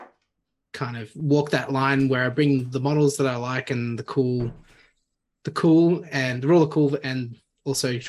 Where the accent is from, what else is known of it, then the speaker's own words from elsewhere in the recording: Sydney, New South Wales, Australia; also born or lived in Canberra; now in Goulburn, Australia; I've been living here for a couple of years now, originally from Sydney